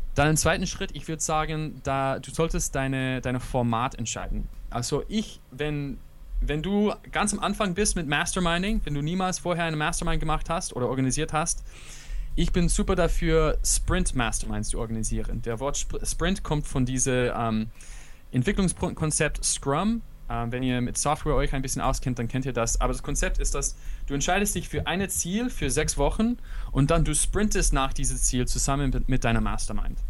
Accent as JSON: {"language": "German", "country": "United States", "tie": "born or raised there", "second_language": "German", "moved": "yes", "lives_now": "Berlin, Germany", "said": "ich bin im USA aufgewachsen"}